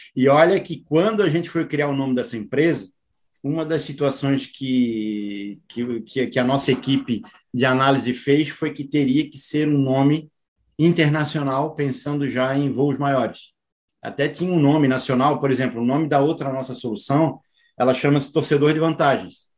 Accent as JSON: {"language": "Portuguese", "country": "Brazil", "said": "A gente, como brasileiro, se orgulha muito disso"}